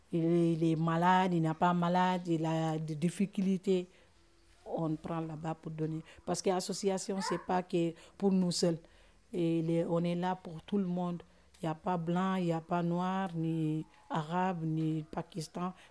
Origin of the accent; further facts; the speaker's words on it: Senegal; French is a second language; Je suis un Sénégalais.